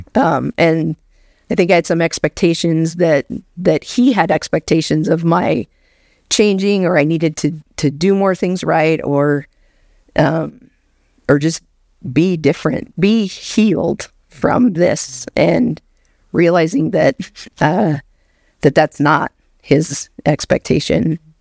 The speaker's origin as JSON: {"language": "English", "town": "Anchorage", "region": "Alaska", "country": "United States", "tie": "born or raised there", "moved": "yes", "said": "born and raised in Anchorage, Alaska"}